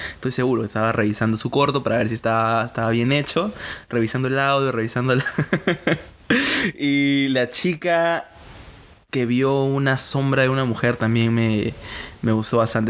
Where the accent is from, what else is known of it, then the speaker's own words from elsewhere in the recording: Casma, Ancash, Peru; soy de Casma, eh, Ancash